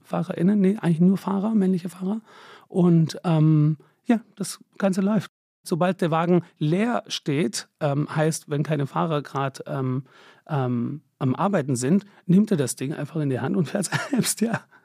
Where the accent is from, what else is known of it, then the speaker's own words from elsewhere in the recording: Stuttgart, Baden-Württemberg, Germany; moved away as an adult; also born or lived in London / Paris / Milan; now in Berlin, Germany; ich bin der Schwab, bin da groß geworden, bin da geboren